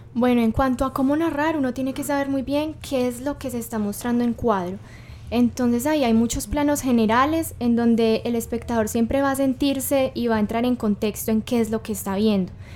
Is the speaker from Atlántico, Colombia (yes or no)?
no; Cartago, Valle del Cauca, Colombia; yo soy de Cartago